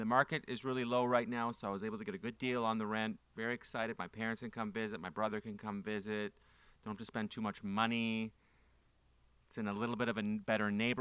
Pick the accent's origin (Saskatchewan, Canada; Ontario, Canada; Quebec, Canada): Ontario, Canada; Ottawa; moved away; I'm from Ottawa. I'm from Ottawa, Canada